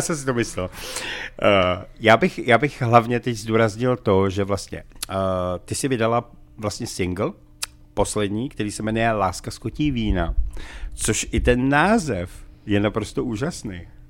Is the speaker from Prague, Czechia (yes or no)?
yes; Prague, Czechia; já jsem sice Pražák